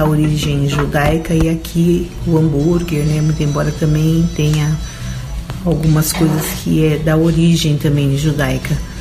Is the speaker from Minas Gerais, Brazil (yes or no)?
no; Rio Grande do Sul, Brazil; now in São Paulo, Brazil; Eu sou gaúcha. Estou aqui em São Paulo porque casei com um paulista, mas a minha origem é gaúcha